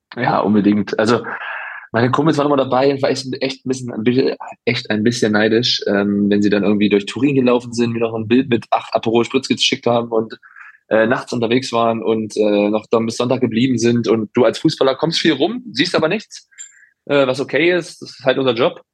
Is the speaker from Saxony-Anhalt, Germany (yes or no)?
yes; Halberstadt, Saxony-Anhalt, Germany; moved away; also born or lived in Freiburg; in meiner Heimat